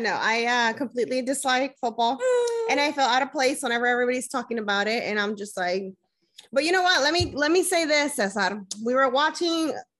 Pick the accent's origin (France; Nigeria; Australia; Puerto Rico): Puerto Rico; moved away; also born or lived in California; I was raised in Puerto Rico